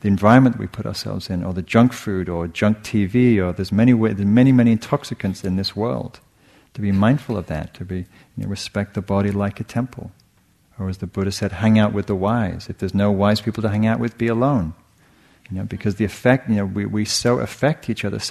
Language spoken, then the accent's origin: English; England, United Kingdom; moved away; I grew up in England